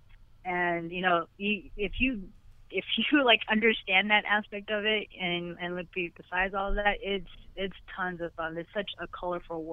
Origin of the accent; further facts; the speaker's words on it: Philippines; I'm Filipino